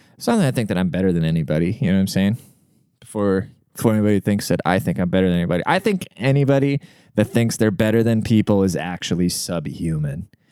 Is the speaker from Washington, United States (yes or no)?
yes; Seattle, Washington, United States; I'm from Seattle, like the most liberal place in the world.